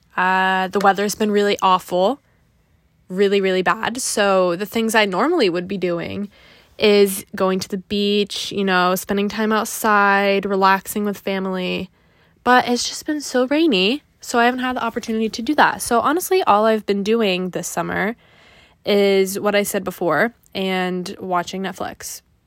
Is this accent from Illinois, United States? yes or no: no; Griswold, Connecticut, United States; I'm from Greasehold, Connecticut, which is a very small town, um, right next to the Rhode Island border, pretty close to Mystic